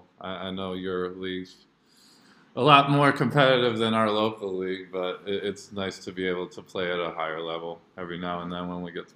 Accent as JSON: {"language": "English", "region": "Jakarta", "country": "Indonesia", "tie": "born or raised there", "said": "basically when I grew up in Jakarta, Indonesia. I went to Jakarta International School because both my parents are teachers."}